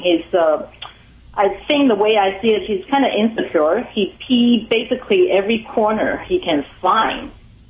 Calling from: Pasadena, California, United States; I'm calling from Pasadena, California.

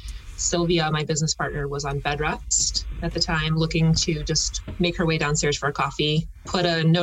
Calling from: Summit, New Jersey, United States; also born or lived in Manhattan, New York; I am calling in from Summit, New Jersey. Summit.

